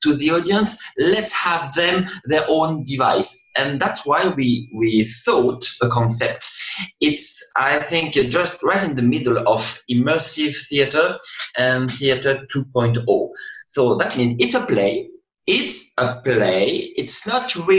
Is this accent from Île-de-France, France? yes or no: yes; Paris, Île-de-France, France; I'm from Paris. I come back to Paris now